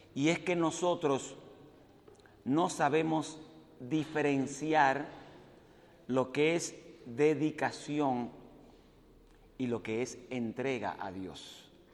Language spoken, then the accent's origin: Spanish; Dominican Republic; moved away as an adult; also born or lived in Puerto Rico; Yo nací y me crié en la República Dominicana.